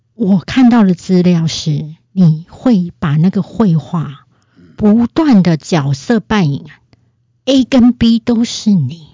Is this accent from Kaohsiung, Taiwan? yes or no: yes; Kaohsiung, Taiwan; accent: Taiwanese Mandarin; 因为我本身是高雄人，是。所以我本身的台语发音是很OK的